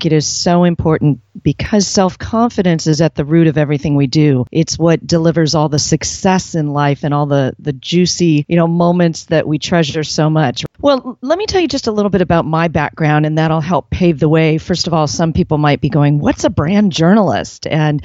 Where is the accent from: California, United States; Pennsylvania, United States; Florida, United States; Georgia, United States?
California, United States; San Diego; I was born right here in San Diego.